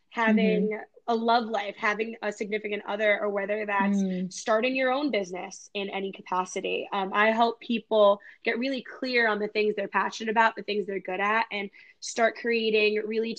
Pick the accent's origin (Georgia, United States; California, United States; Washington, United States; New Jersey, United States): New Jersey, United States; moved away as an adult; also born or lived in Los Angeles; I'm from Jersey